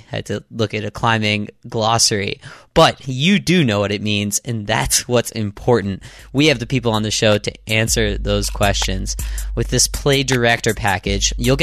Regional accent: Boston, Massachusetts, United States; I'm from Boston. That's where I record this out of.

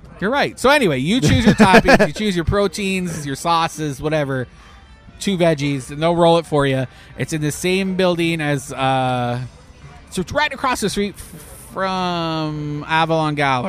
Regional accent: Canada; moved away; I'm Canadian

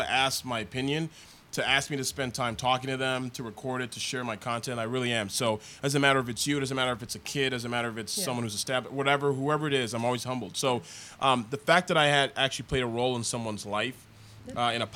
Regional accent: Toronto, Ontario, Canada; moved away; I was born and raised in Toronto, Canada. My parents are Nigerian.

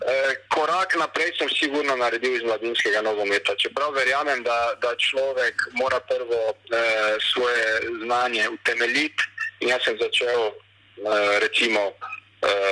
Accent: Maribor, Slovenia; moved away as an adult; now in Croatia; prihajam iz Maribora

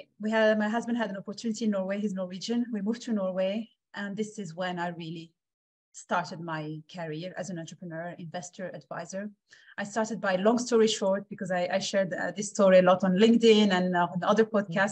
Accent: Switzerland; also born or lived in Morocco; I'm born in Morocco, grew up in Switzerland

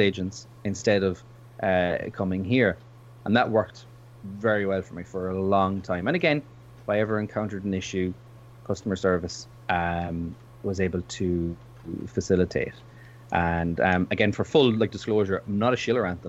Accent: Ireland; I'm from Ireland

